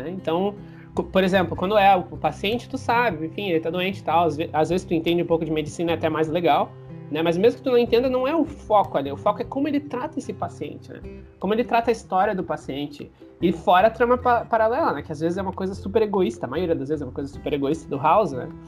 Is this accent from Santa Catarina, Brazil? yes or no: yes; Joinville, Santa Catarina, Brazil; É, eu sou de Joinville